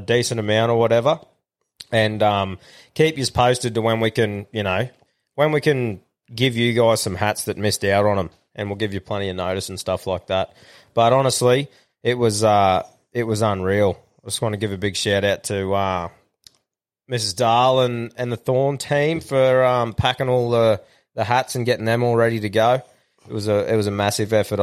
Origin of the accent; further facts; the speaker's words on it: Morayfield, Queensland, Australia; I was from Merionvale